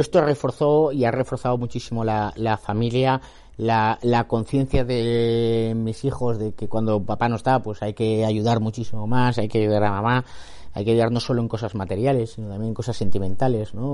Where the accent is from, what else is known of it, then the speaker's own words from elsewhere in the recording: Catalonia, Spain; vivir la españolidad como catalán